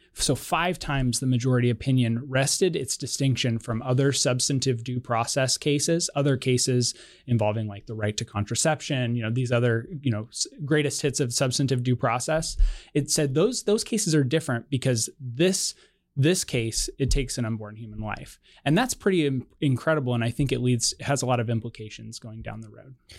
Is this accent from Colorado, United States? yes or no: yes; Colorado, United States; my home state of Colorado